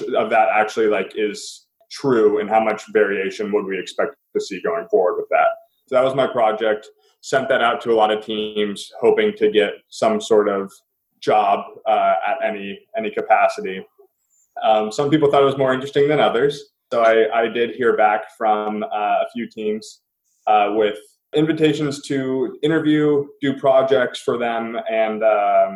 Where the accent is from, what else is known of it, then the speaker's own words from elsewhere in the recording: Seattle, Washington, United States; I am from Seattle, so working for the hometown club